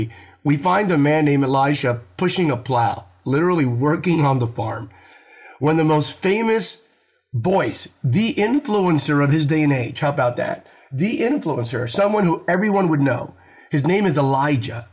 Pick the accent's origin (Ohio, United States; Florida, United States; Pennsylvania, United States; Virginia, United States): Pennsylvania, United States; Bethlehem; I was raised in Bethlehem, Pennsylvania.